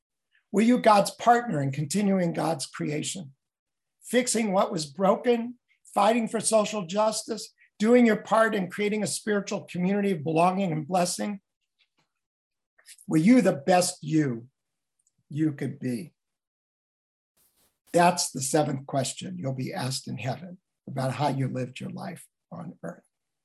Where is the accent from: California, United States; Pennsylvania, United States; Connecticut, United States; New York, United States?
California, United States; Los Angeles; I'm from Los Angeles.